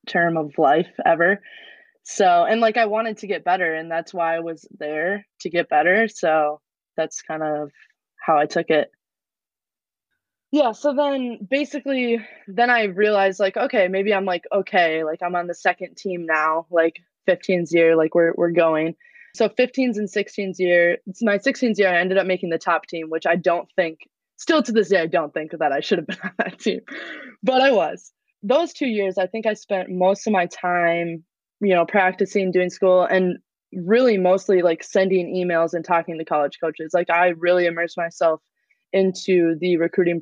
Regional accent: New Prague, Minnesota, United States; moved away as an adult; now in Green Bay, United States; I am originally from New Prague, Minnesota

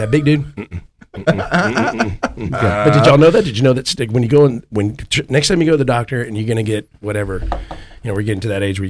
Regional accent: Houston, Texas, United States; I'm from Houston. They have cockroaches.

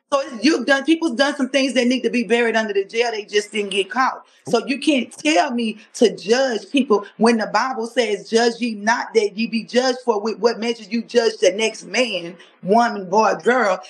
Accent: Louisiana, United States; moved away as an adult; now in Texas, United States

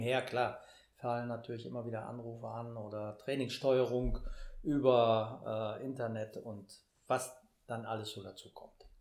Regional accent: Münster, North Rhine-Westphalia, Germany; ich komme aus Münster

